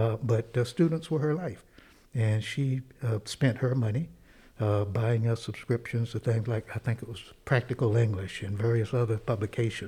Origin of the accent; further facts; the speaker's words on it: Robeson County, North Carolina, United States; I was growing up in Robeson County